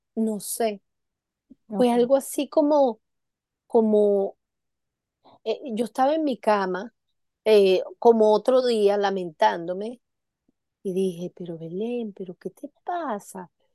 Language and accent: Spanish; Venezuela; moved away; como yo tuve muchos años en Venezuela, toda mi, mi, mi infancia y mi, y mi adolescencia en Venezuela